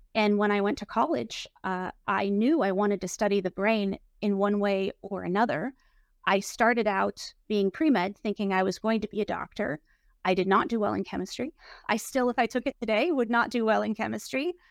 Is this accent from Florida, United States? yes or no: no; Portland, Oregon, United States; I was brought up in Portland, Oregon